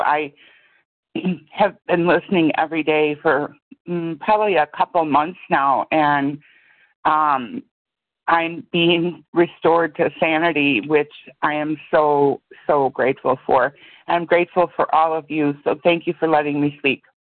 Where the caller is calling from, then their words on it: Chicago, Illinois, United States; I'm calling from Chicago, Illinois.